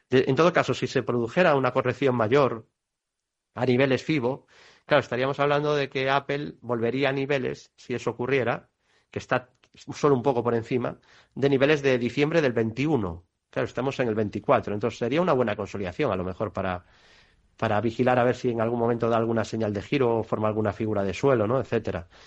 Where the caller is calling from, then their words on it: Bilbao, Basque Country, Spain; de Bilbao. Buenas tardes.